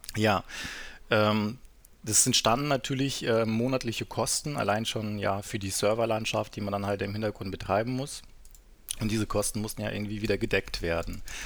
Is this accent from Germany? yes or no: yes; Southern Germany, Germany; moved away as an adult; also born or lived in North Sea coast; ich bin ja in, im Süden aufgewachsen, bin dann irgendwann an die Nordsee gezogen